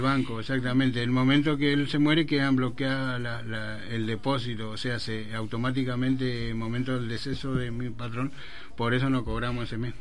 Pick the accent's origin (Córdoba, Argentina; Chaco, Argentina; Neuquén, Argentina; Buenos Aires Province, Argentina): Chaco, Argentina; Presidencia Roque Sáenz Peña; moved away as an adult; soy de Roque Sáenz Peña